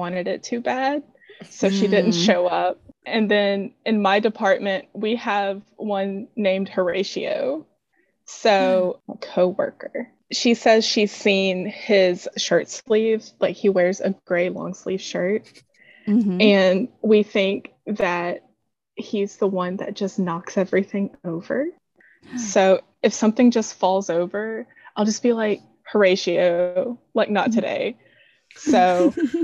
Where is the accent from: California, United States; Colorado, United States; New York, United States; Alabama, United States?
Alabama, United States; Mobile; now in Ocean Springs, United States; I grew up in Mobile